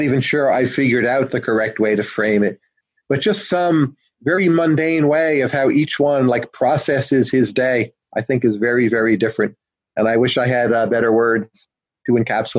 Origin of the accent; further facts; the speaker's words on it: New Jersey, United States; I'm from New Jersey